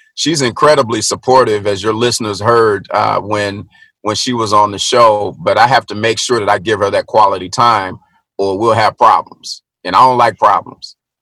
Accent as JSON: {"language": "English", "region": "Middle Tennessee", "country": "United States", "tie": "born or raised there", "said": "i was born and raised in Middle Tennessee"}